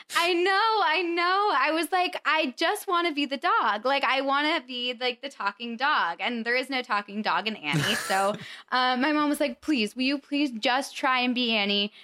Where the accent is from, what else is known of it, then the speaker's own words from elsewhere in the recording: Colorado, United States; moved away; I'm from Colorado